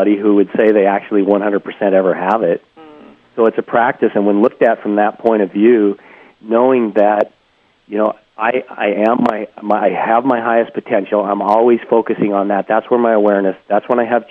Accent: Montana, United States; I grew up in Montana.

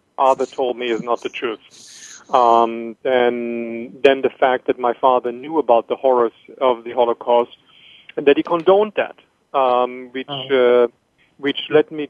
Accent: Germany; moved away as an adult; also born or lived in Bamberg / Israel; now in Miami, United States; I grew up in Germany in the early 60s

